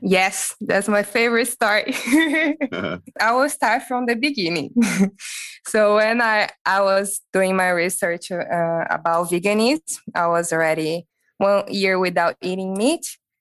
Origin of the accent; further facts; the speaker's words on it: Brazil; moved away as an adult; also born or lived in Europe / Sydney, Australia; I'm from Brazil and I already had an experience in Europe